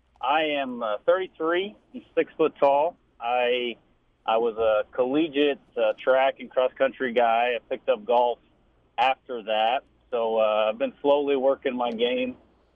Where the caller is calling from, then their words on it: Effingham, Illinois, United States; I'm calling from Effingham, Illinois.